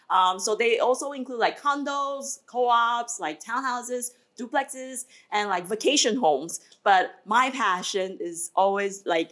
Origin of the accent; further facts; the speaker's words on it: Taiwan; now in Garden City, United States; I grew up in Taiwan